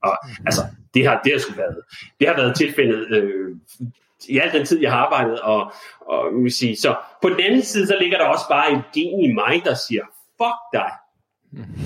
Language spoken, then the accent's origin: Danish; Denmark; moved away as an adult; also born or lived in United States; som dansker